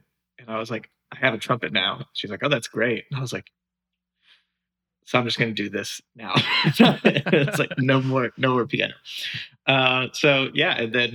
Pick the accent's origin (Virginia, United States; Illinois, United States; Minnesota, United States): Virginia, United States; Fredericksburg; also born or lived in Michigan; I grew up in Fredericksburg, Virginia